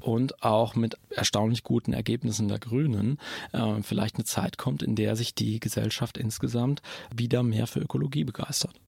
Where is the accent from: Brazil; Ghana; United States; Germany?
Germany; Berlin; aus meiner ganz persönlichen Perspektive als Berliner